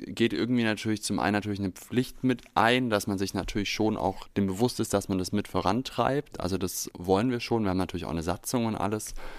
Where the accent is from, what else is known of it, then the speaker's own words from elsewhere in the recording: near Stuttgart, Baden-Württemberg, Germany; moved away as an adult; now in Berlin, Germany; ich komme aus der Nähe von Stuttgart, war da angestellt und bin ja jetzt hier seit 2020